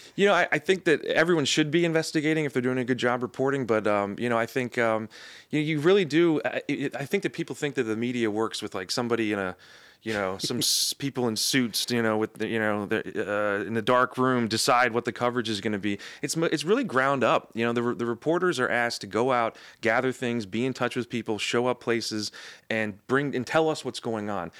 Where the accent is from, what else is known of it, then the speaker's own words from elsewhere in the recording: Anne Arundel County, outside of Annapolis, Maryland, United States; now in Baltimore, United States; I'm from, uh, Anne Arundel County, uh, outside of Annapolis